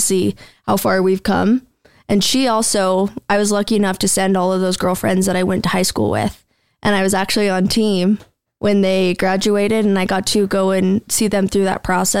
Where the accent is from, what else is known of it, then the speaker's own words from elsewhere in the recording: Cache Valley, Utah, United States; We came from Cache Valley, same area